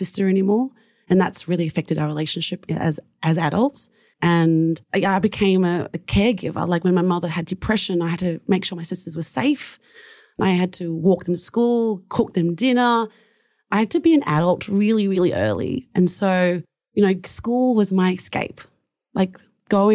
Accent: Springvale, Victoria, Australia; I grew up in a small town called Springvale, very prominent of Vietnamese refugees because the hostel was there

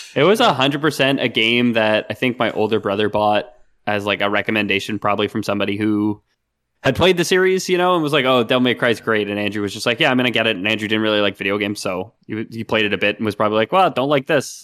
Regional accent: Canada; we're, we're Canadian

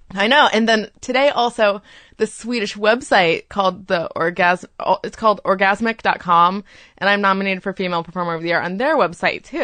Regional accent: Florida, United States; I grew up in Florida

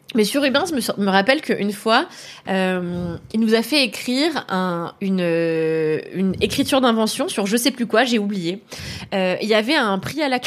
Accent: Levallois-Perret, Île-de-France, France; j'ai grandi à Levallois dans une école de blancs

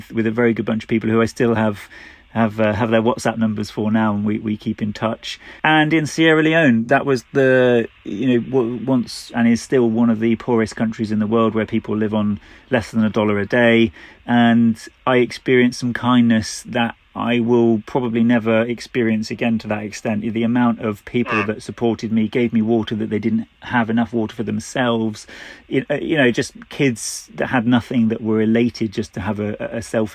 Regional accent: United Kingdom; we're British

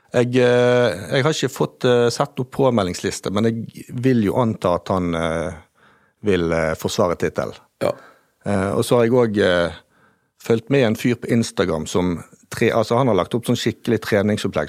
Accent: Bergen, Vestland, Norway; accent: Bergen dialect; moved away as an adult; now in Lofthus, Norway; jeg er født og oppvokst i Bergen

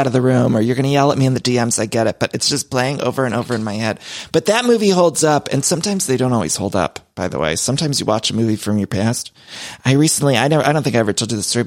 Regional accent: Ohio, United States; moved away; when I was growing up in Ohio

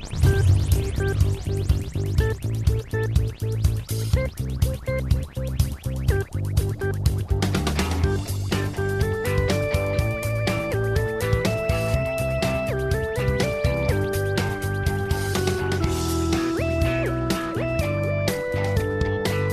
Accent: Whittier, California, United States; I'm from Whittier.

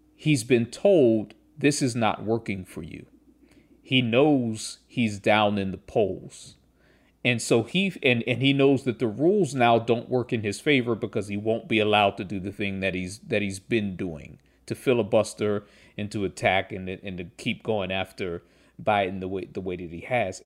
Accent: Pittsburgh, Pennsylvania, United States; I grew up in Pittsburgh

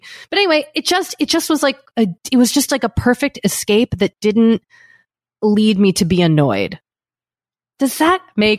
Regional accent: United States; I'm American.

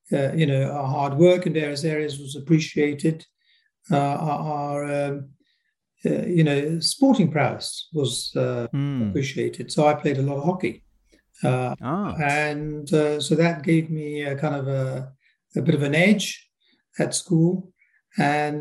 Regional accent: Gillingham, South East England, United Kingdom; also born or lived in Nairobi, Kenya; I was born in Nairobi in Kenya, and we arrived at the time of the big rush in the 1960s. I was around 10 at the time, so we found ourselves in Gillingham in Kent, and that's where I grew up

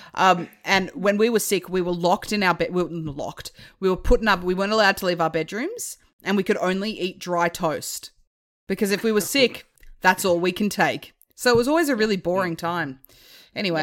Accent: Hobart, Tasmania, Australia; moved away; I'm from Hobart originally

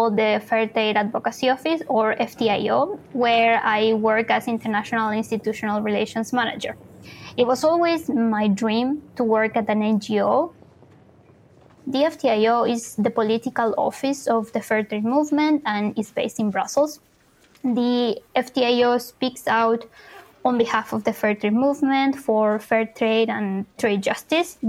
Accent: Punta Arenas, Magallanes and Chilean Antarctica, Chile; moved away as an adult; also born or lived in Santiago, Chile; I grew up in the Patagonia of Chile in a small city called Punta Arenas

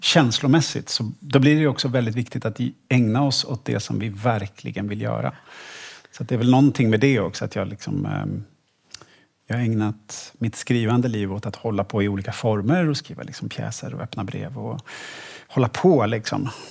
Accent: Stockholm, Stockholm County, Sweden; jag är född och uppvuxen i Stockholm

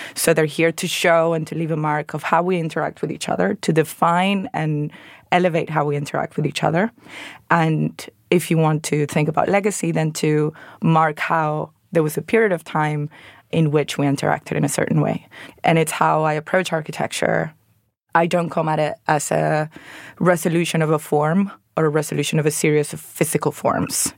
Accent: Venezuela; moved away as an adult; now in London, United Kingdom; I'm originally from Venezuela, where I trained as an architect

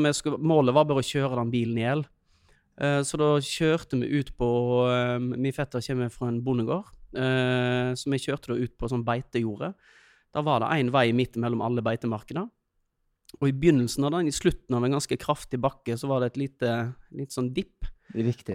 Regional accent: Øystese, Vestland, Norway; moved away; jeg kommer jo fra Øystese, eh, så vi begynte jo å kjøre bil når vi var tolv

